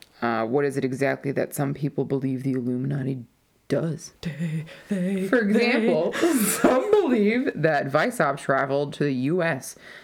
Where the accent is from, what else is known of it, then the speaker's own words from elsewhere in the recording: United States; I'm just American.